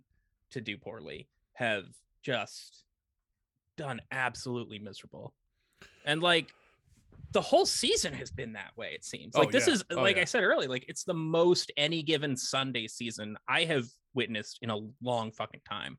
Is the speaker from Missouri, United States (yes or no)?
yes; St. Louis, Missouri, United States; I grew up in St. Louis